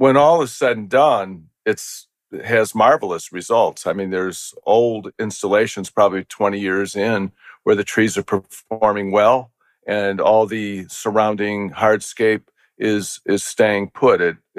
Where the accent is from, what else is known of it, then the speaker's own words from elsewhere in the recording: Midwest, United States; now in Philadelphia, United States; I'm from the Midwest, and my first encounter when I moved here in the early 80s